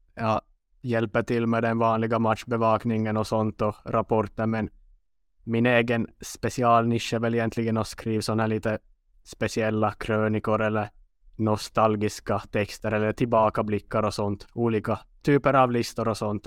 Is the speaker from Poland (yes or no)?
no; Western Finland, Finland; accent: Finland Swedish; first language Swedish; also born or lived in Umeå, Sweden; jag kommer från västra delen av Finland